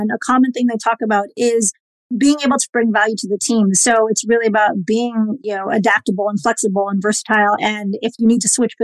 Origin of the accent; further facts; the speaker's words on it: Chicago, Illinois, United States; I'm from Chicago